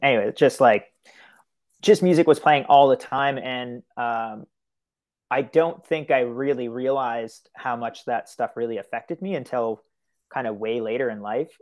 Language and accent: English; Miramichi, New Brunswick, Canada; now in Fredericton, Canada; I'm originally from Illground First Nation, which is, like, just right outside of, like, Newcastle area